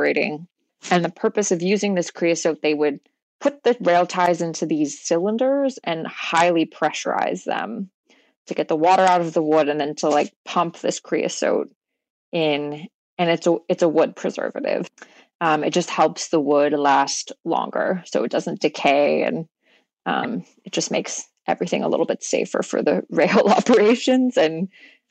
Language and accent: English; Houston, Texas, United States; I grew up in Houston